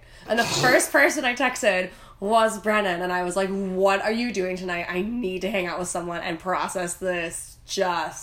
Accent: Wisconsin, United States; I am from Wisconsin.

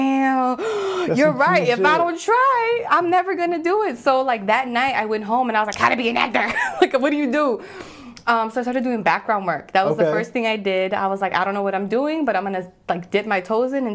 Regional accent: Puerto Rico; I'm Puerto Rican, so my voice, my accent, just the way that I naturally talk

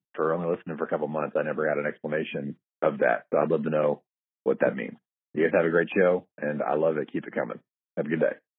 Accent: West Virginia, United States; I'm also from West Virginia

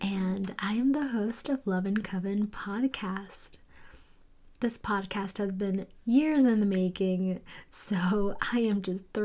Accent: South Florida, United States; now in Salt Lake City, United States; in sunny South Florida, now living in Ute and Paiute lands, which are now called Salt Lake City, Utah

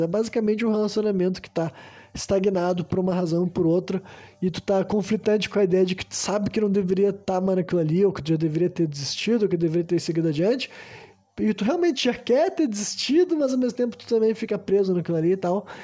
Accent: Brazil; Eu, enquanto brasileiro

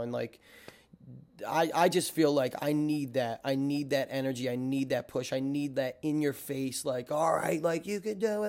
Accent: Hammonton, New Jersey, United States; moved away as an adult; now in New York City, United States; I'm originally from South Jersey, uh, not the fist pumping area, the tomatoes and farms area.

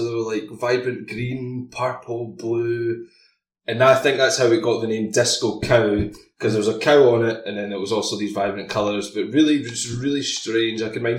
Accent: Campbeltown, Scotland, United Kingdom; So, being from Campbelltown, I obviously have an interest in Glenscotia Distillery.

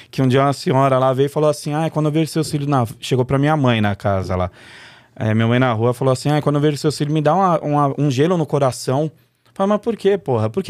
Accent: São Paulo, Brazil; nasci numa na, na, maternidade ali numa na, no redor da, da Paulista ali não lembro onde que é mas mas morei minha vida inteira no Paris. Quer dizer, nasci e morei no Brás até os cinco anos.

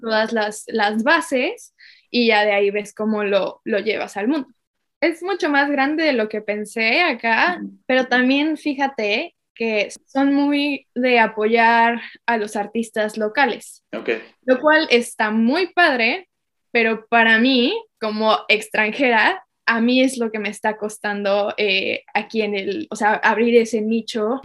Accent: Mexico; moved away as an adult; now in Sydney, Australia; mexicana, eh, pero ahora estoy viviendo en Australia

